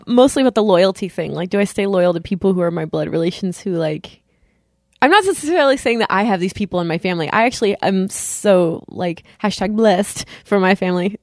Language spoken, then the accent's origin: English; California, United States; now in East Coast, United States; I'm from California and we live in the East Coast